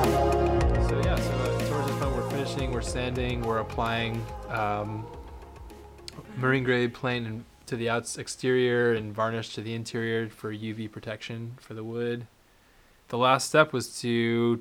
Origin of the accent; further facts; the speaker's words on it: Cape Cod, Massachusetts, United States; we owned a couple boats when I was young and growing up on Cape Cod